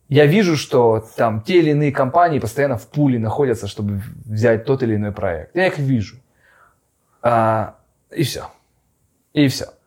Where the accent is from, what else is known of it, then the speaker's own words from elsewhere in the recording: Far East, Russia; moved away; Мне еще даже к тому же помогает то, что мы уехали очень давно, и мы уехали с Дальнего Востока.